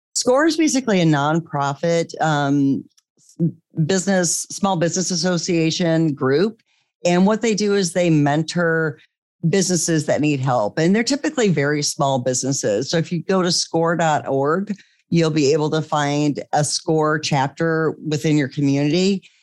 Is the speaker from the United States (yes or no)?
yes; Iowa, United States; moved away as an adult; also born or lived in California; we eventually moved back to the Midwest. I'm from Iowa originally